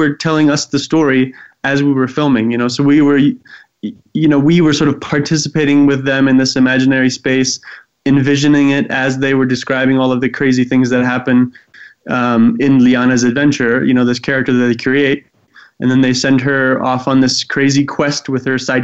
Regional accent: Eswatini; I grew up in Swaziland, now actually called Eswatini

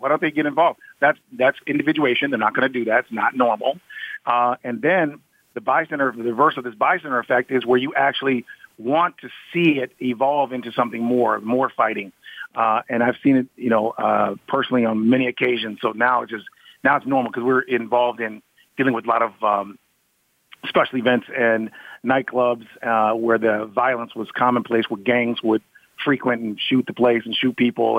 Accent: Ann Arbor, Michigan, United States; I'm from Ann Arbor, Michigan, where University of Michigan is

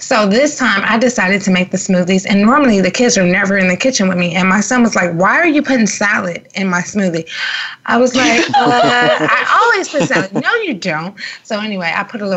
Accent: Los Angeles, California, United States; I'm from South Central LA, and I didn't have a Whole Foods in my neighborhood

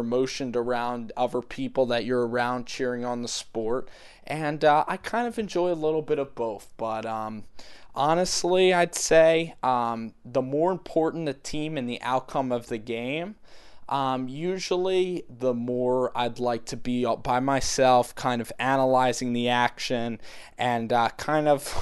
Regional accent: Philadelphia, Pennsylvania, United States; I'm from Philadelphia, a pretty big market for Philly sports.

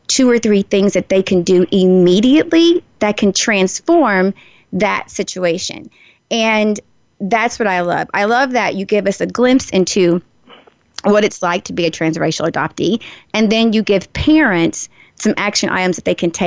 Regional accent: the South, United States; growing up in the South

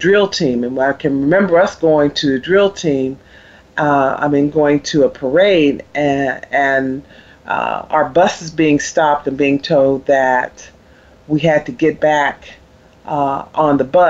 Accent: the North, United States; moved away; I grew up in the North, and when I went to school in the South as well

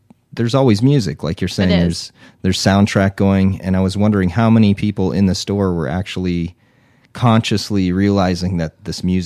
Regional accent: White Mountain area, northern Arizona, United States; also born or lived in Mesa, Arizona / Scottsdale, Arizona; I've lived in Arizona my entire life. Grew up in northern Arizona in the White Mountain area with the White Mountain Apache tribe

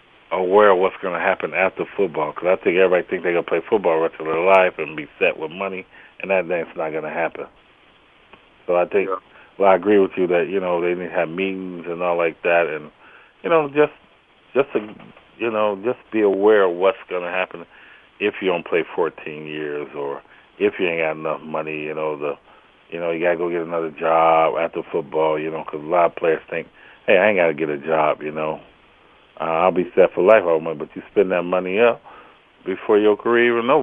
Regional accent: Chicago, Illinois, United States; my hometown, Illinois, Chicago

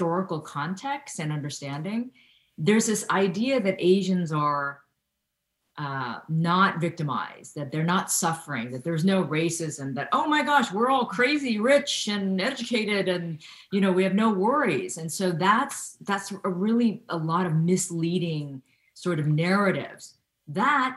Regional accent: Ohio, United States; I grew up in Ohio in the 1970s and 80s

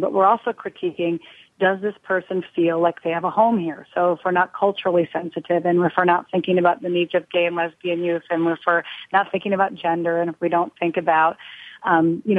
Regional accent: Green Bay, Wisconsin, United States; I'm from Green Bay

